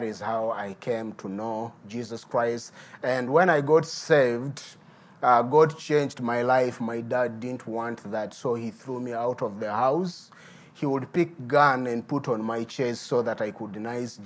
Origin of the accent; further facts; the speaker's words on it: Midigo, Uganda; I'm a native from Midigo. Midigo is a small town bordering Sudan and Congo.